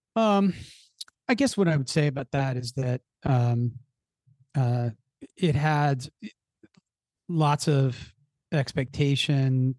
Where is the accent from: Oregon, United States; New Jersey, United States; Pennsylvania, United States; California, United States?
Pennsylvania, United States; Philadelphia; I grew up in the Philadelphia area